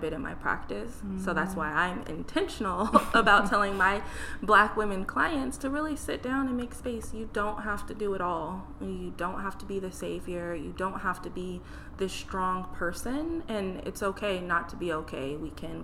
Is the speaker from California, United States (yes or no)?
no; Burien, Washington, United States; I grew up in Berrien, and my mom was trying to find a therapist for me to see. And all throughout King County